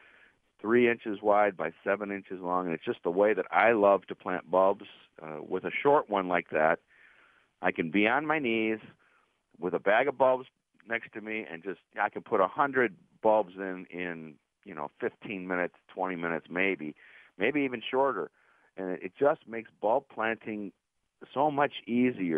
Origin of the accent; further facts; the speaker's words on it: Cleveland, Ohio, United States; now in Pittsburgh, United States; I grew up in Cleveland